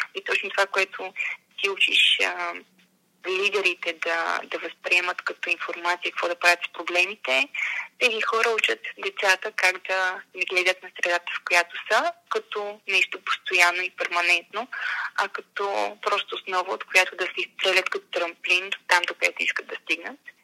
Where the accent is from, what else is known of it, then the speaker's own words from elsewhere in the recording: Montana, Montana Province, Bulgaria; аз съм от Монтана един прекрасен малък град